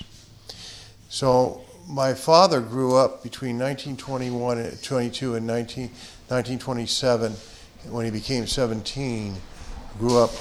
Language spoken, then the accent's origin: English; San Francisco, California, United States; I am a native. I was born and raised here